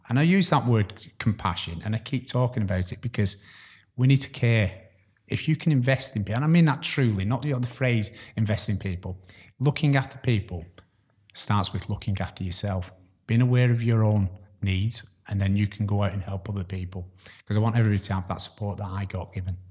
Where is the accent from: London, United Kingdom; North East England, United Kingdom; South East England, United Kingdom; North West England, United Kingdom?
North West England, United Kingdom; Chorley; also born or lived in Glasgow; I'm, uh, originally from, um, the Glasgow, you won't tell by my accent, but, uh, I grew up in the area of Chorley